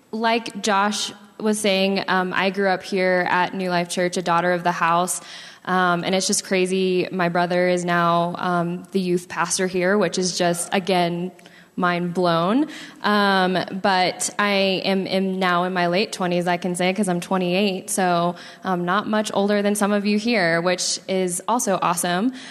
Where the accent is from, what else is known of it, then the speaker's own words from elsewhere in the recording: Sacramento, California, United States; I was actually born and raised in Sacramento, California.